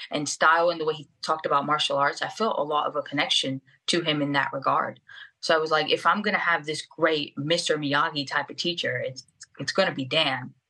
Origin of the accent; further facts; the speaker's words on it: Venezuela; English is a second language; I'm from Venezuela, and I, I, it's not until recently that I was able to get my dual citizenship with Portugal, because my grandparents uh, migrated from Portugal to Venezuela